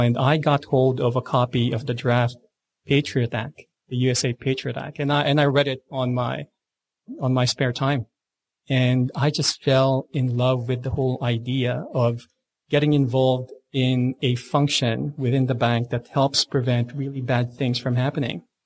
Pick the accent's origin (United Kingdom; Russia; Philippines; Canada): Philippines; now in Australia; I was born and raised in the Philippines